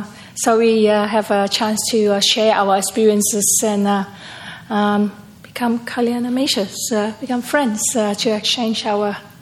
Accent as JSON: {"language": "English", "town": "Perth", "region": "Western Australia", "country": "Australia", "said": "And I'm from Perth."}